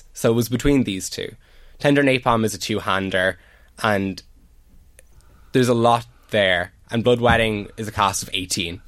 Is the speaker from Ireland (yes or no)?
yes; Drogheda, Leinster, Ireland; I grew up doing drama, doing theatre from the age of 5 in the Little Duke in town, joined Drogheda Arts Centre